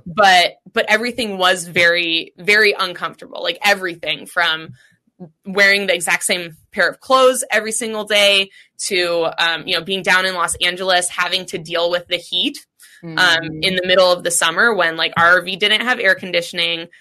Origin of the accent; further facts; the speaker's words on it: Seattle, Washington, United States; growing up in Seattle, it's a very cannabis centric city